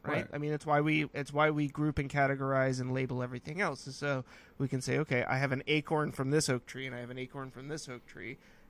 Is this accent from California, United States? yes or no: yes; California, United States; well, I'm from California, so I only like California oak trees